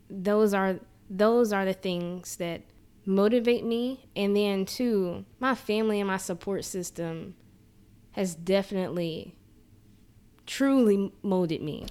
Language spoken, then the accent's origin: English; Jackson, Mississippi, United States; I born and raised in Jackson